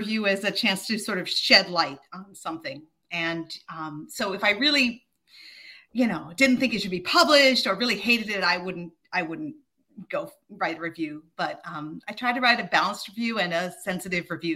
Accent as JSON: {"language": "English", "town": "Honolulu", "region": "Hawaii", "country": "United States", "tie": "born or raised there", "said": "I grew up in Honolulu."}